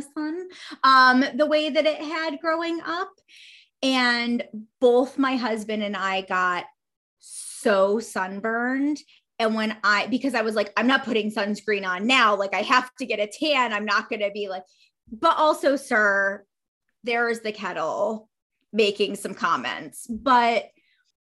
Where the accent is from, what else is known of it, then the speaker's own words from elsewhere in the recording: Northeast United States, United States; moved away; also born or lived in Pacific Northwest; I am from the Northeast part of the United States of America